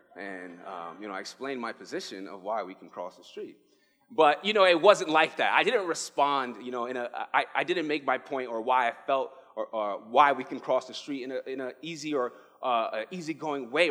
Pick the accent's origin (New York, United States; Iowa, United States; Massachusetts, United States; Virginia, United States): New York, United States; New York City; moved away as an adult; now in Arizona, United States; I am originally from the Bronx, New York. I moved here